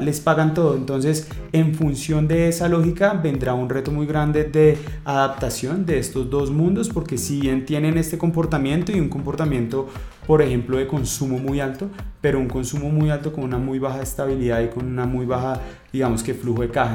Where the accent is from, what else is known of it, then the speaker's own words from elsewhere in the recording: Colombia; somos 43, 45 millones de colombianos